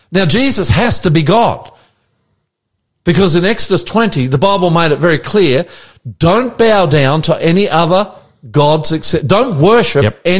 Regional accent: Australia; We're Australian. Aussies. We're Australian. That's it. We're born in Australia. We live in Australia.

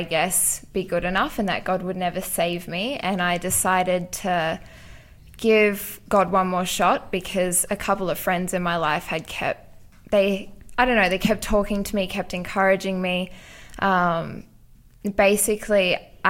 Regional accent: Central Coast, New South Wales, Australia; also born or lived in South Africa / Newcastle, Australia; I grew up in South Africa and then moved to Australia when I was 10 and have kind of grown up on the Central Coast

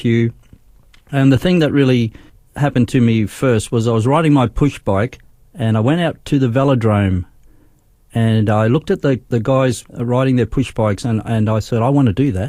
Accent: Darwin, Northern Territory, Australia; moved away as an adult; also born or lived in Brisbane; I was born in Brisbane, but we went to Darwin when I was 7 years old.

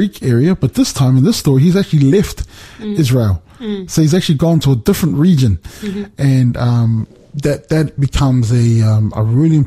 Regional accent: New Zealand; moved away; also born or lived in Australia; I remember being a child and I grew up in New Zealand

